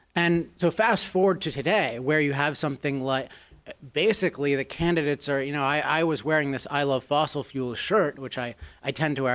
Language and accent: English; Chevy Chase, Maryland, United States; I grew up in Chevy Chase, Maryland